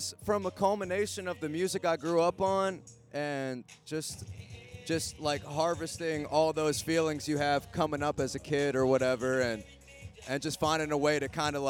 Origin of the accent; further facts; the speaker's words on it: Canton, Ohio, United States; also born or lived in California; now in Nashville, United States; I'm from Canton, Ohio originally, born and raised.